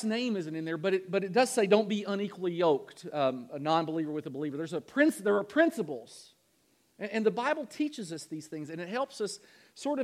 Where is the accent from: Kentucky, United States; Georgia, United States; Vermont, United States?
Kentucky, United States; moved away; Louisville, Kentucky, back in my home state